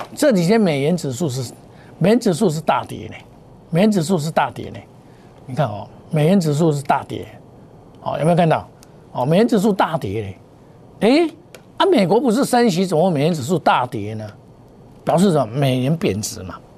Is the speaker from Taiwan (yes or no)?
yes; Taiwan; 我们台湾话